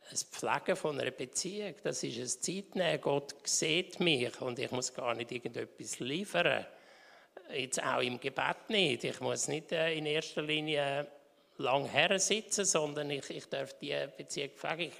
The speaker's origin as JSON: {"language": "German", "town": "Winterthur", "region": "Zurich", "country": "Switzerland", "tie": "born or raised there", "said": "Ja, also ich bin in Winterthur aufgewachsen und äh, jetzt sind wir im Deutweg in die reformierte Kirche gegangen."}